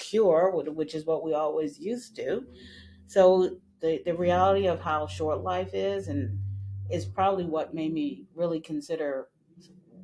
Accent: Massachusetts, United States; also born or lived in the islands; Grew up in the north in Massachusetts and was actually born in the islands. But I grew up in Massachusetts

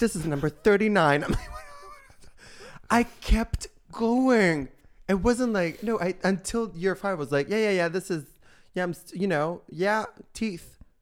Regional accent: Italy; born or raised there; moved away

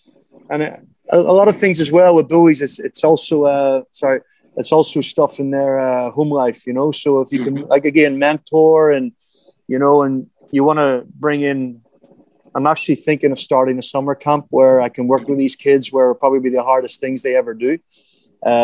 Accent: Ireland; now in Thailand; you growing up in South Africa, me growing up in Ireland, we used to pick a ball for 3 hours a day.

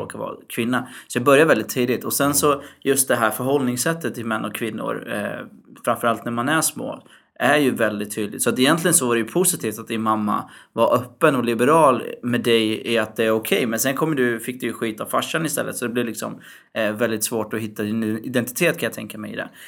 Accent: Syria; Jag är ju mm. från Syrien

